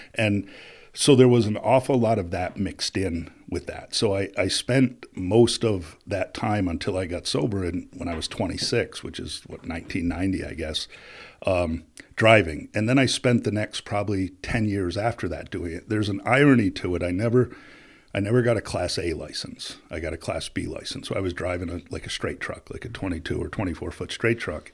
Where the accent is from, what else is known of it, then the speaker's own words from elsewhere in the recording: Plattsburgh, New York, United States; also born or lived in Rochester, New York / Springfield, Massachusetts / Connecticut; Plattsburgh's home. It's where I grew up